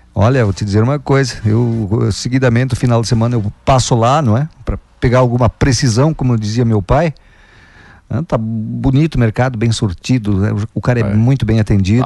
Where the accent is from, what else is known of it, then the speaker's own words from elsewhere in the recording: Água Santa, Rio Grande do Sul, Brazil; moved away; é a minha terra lá